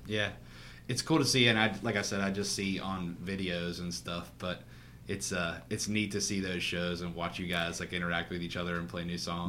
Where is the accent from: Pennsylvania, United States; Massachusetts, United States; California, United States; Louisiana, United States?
Pennsylvania, United States; Pittsburgh; I'm from Pittsburgh